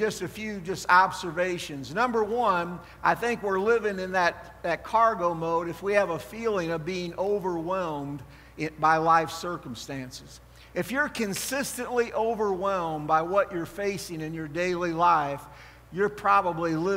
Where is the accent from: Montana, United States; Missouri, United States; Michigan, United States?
Missouri, United States; St. Louis; moved away; I grew up in St. Louis